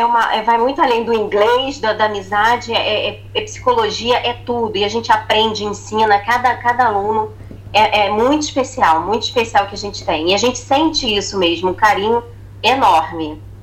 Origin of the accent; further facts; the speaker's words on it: Rio de Janeiro, Brazil; moved away as an adult; now in Portugal; Também sou do Rio.